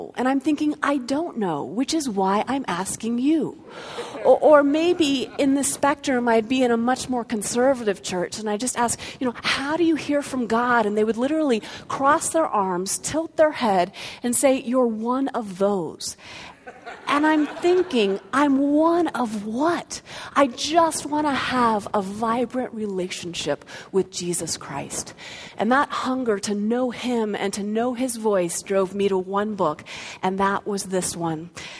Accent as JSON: {"language": "English", "region": "Florida", "country": "United States", "tie": "born there", "also_born_or_lived": "North Carolina / Colorado", "said": "even though I was born in Florida and lived in North Carolina and finally settled in Colorado, in each of the different cities or towns that we lived in, we went to a different church."}